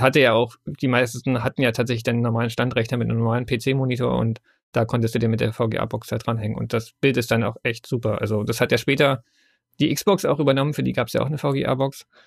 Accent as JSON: {"language": "German", "country": "Germany", "said": "bei uns in Deutschland"}